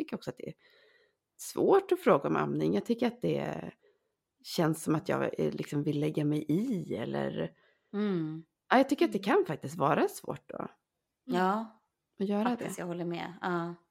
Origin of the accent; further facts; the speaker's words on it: Sweden; Vi är så svenskar.